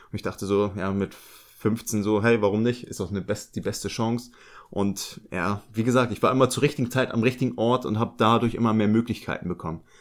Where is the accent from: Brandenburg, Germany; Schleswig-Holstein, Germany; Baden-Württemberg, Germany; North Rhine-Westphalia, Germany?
Schleswig-Holstein, Germany; Lübeck; Ich bin ja in Lübeck groß geworden.